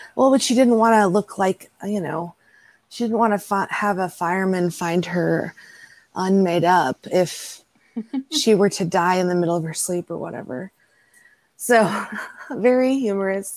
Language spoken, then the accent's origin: English; Texas, United States; live in my hometown and raise children in my hometown.